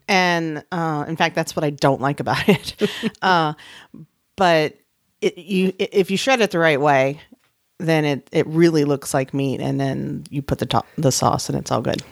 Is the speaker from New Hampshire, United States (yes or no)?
no; San Antonio, Texas, United States; my hometown of San Antonio